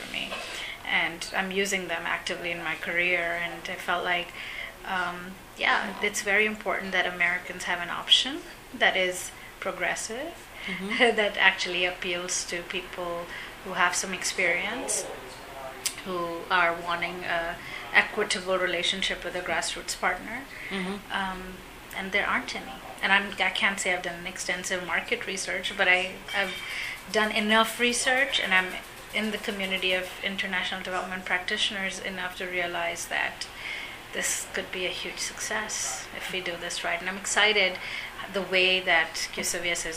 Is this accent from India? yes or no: yes; India; now in United States; I'm Indian by nationality. I have a U.S. green card.